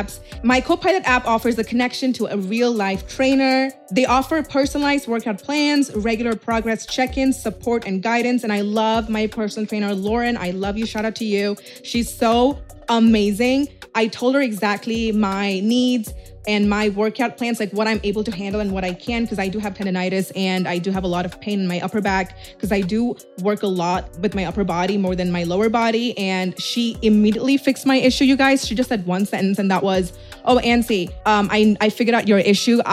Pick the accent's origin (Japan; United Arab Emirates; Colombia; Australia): United Arab Emirates; Dubai; I'm from Dubai